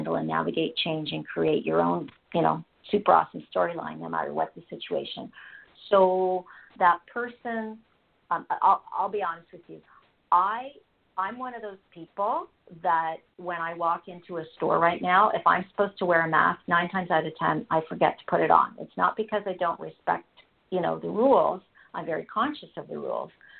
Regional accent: Canada; I'm Canadian, and it became very clear here in Canada

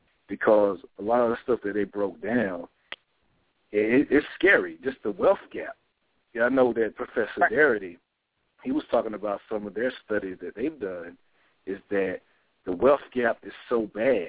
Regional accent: Laurinburg, North Carolina, United States; my hometown of Laurinburg

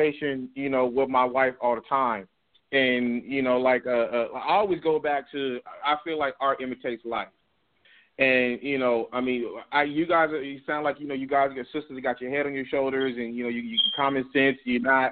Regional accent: Compton, California, United States; I grew up in Compton, California

